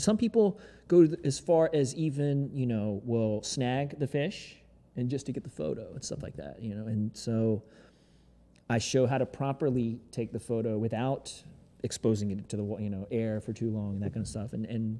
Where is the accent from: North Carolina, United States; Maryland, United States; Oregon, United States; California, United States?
North Carolina, United States; Greensboro; Greensboro, North Carolina, boy.